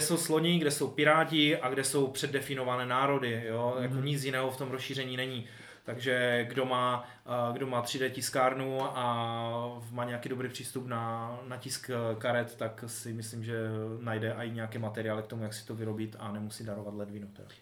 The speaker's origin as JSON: {"language": "Czech", "region": "Silesia", "country": "Czechia", "said": "tím, že jsme ze Slezska"}